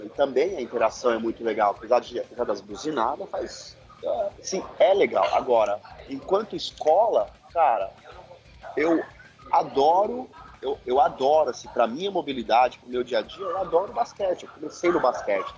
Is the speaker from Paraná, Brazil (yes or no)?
no; São Paulo, Brazil; sou de São Paulo